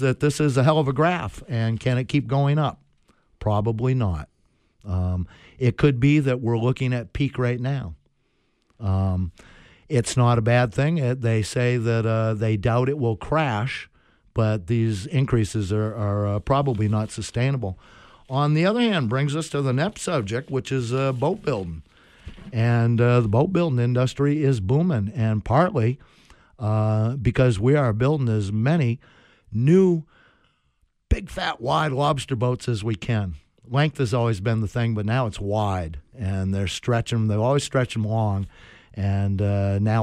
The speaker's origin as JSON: {"language": "English", "region": "Maine", "country": "United States", "tie": "born or raised there", "said": "I'm born and raised in Maine"}